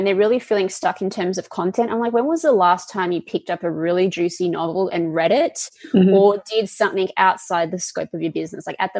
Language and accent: English; Perth, Western Australia, Australia; now in California, United States; I grew up in Perth, Western Australia.